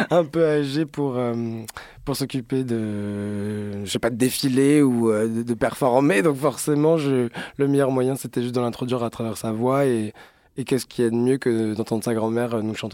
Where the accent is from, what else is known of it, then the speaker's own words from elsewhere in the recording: Strasbourg, Grand Est, France; now in Paris, France; je suis alsacien.